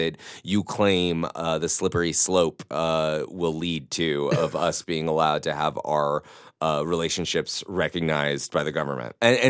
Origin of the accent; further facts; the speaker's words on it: Mississippi, United States; A son of the South, I grew up in Mississippi, and his work just was the first thing that I fell in love with.